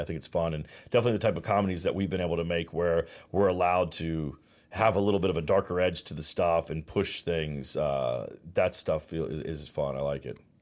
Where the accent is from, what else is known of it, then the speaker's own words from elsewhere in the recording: Virginia, United States; moved away as an adult; also born or lived in Georgia / Los Angeles; now in Charleston, United States; I'm from the South. I grew up in Virginia. I was born in Georgia